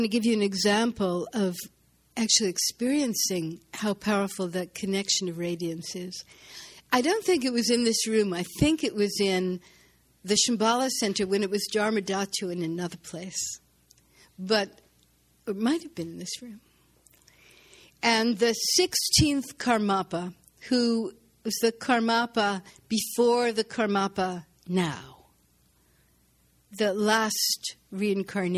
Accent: New York City, New York, United States; I was born in Brooklyn

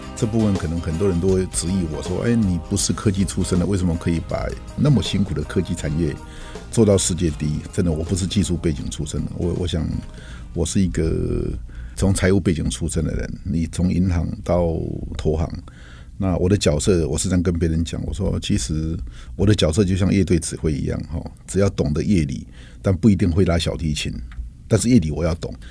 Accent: Taiwan; 台湾这块土地一直对我来说是有，有着一个深厚的情感，因为毕竟是自己土生土长长大的地方

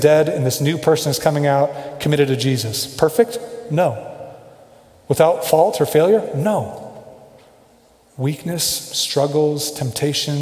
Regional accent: Kansas City, United States; moved away as an adult; now in Denver, United States; I grew up in Kansas City

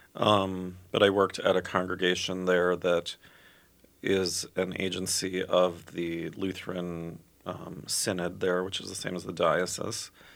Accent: Minnetonka, Minnesota, United States; also born or lived in Edina, Minnesota / Chicago, Illinois; I was born in Edina. I grew up in Minnetonka

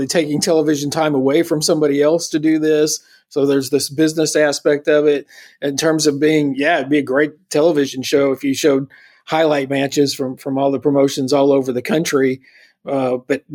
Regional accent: Northeast Arkansas, United States; moved away; I grew up in Northeast Arkansas.

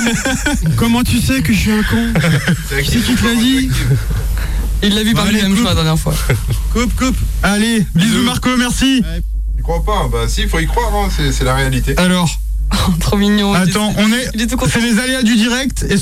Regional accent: Trémorel, Brittany, France; Je viens du 2-2, enfin, je viens de Rennes, mais plus précisément, je viens de Trémorel euh, dans le 2-2

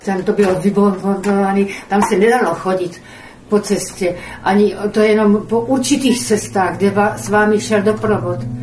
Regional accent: Olomouc, Olomouc Region, Czechia; narodila jsem se v Olomouci, byla jsem učitelkou.

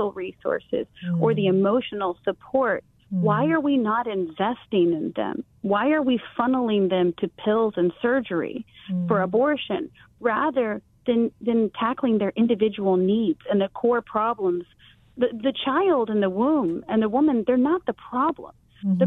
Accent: Taiwan; now in United States; growing up in Taiwan

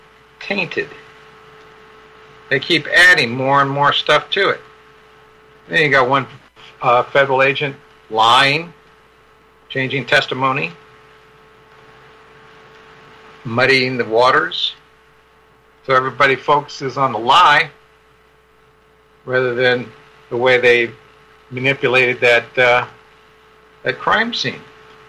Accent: San Francisco, California, United States; Well, I was born in San Francisco in 1950.

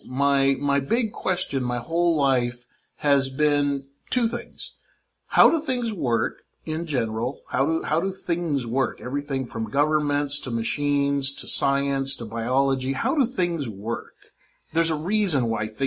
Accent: Fairfield, California, United States; moved away as an adult; now in Philippines; when I was a kid growing up in Fairfield, California

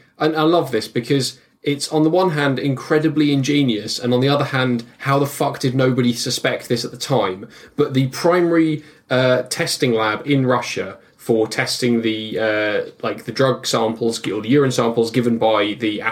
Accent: United Kingdom; as British people

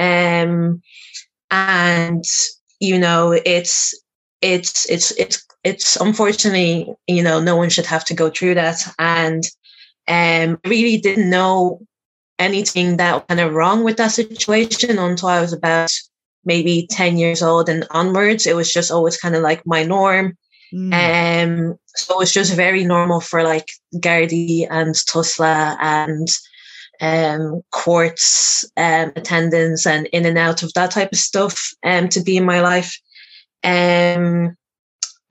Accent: Dublin, Leinster, Ireland; I am born and raised in Dublin with a family of four siblings altogether

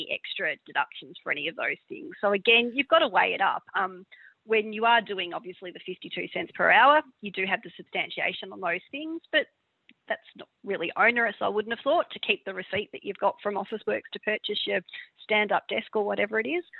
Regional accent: Victoria, Australia; I'm from Victoria

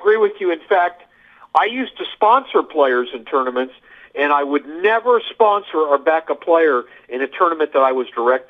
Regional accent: Midwest, United States; So, it's just the way I was raised by my family. You know, I grew up in the Midwest. You've heard of Midwestern values

